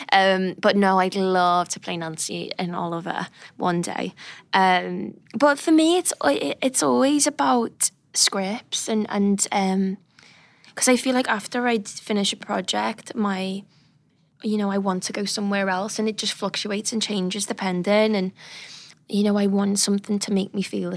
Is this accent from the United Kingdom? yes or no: yes; United Kingdom; I'm British